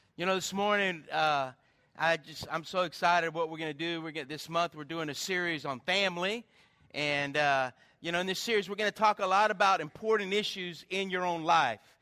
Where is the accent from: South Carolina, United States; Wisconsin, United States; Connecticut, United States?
South Carolina, United States; growing up in South Carolina